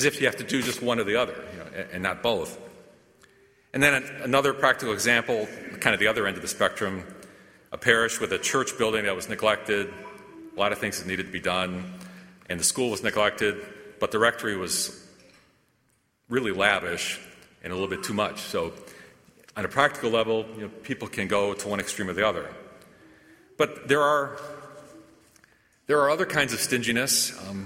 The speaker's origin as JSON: {"language": "English", "country": "United States", "said": "as American Catholics"}